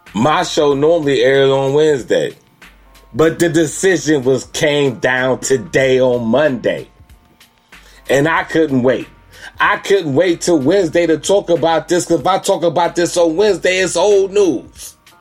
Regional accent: Elyria, Ohio, United States; also born or lived in Cleveland, Ohio; I am from Cleveland, Ohio. Elyria, West Side

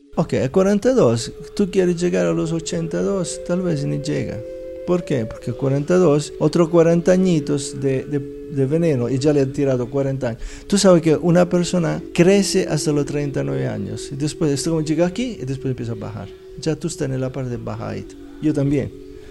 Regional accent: Italy; Spanish is a second language; moved away as an adult; also born or lived in India / Philippines / Southeast Asia / United States; now in Medellín, Colombia; nací en Italia hace 60 años

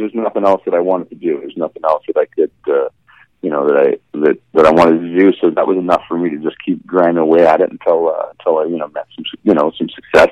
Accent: Vancouver, British Columbia, Canada; I'm from Vancouver in Canada

